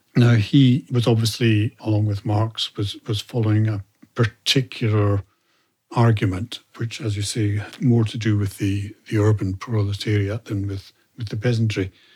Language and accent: English; Scotland, United Kingdom; I say England as a Scot